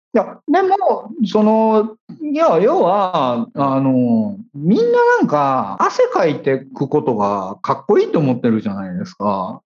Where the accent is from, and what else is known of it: Kansai, Japan